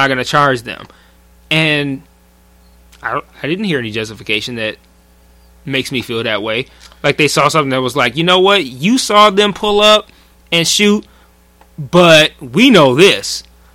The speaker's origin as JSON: {"language": "English", "town": "Detroit", "region": "Michigan", "country": "United States", "tie": "born or raised there", "said": "we grew up in Detroit public school"}